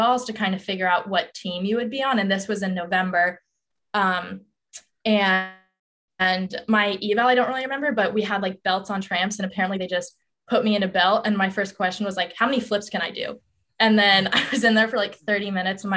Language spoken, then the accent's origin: English; Colorado, United States; moved away as an adult; I'm from Colorado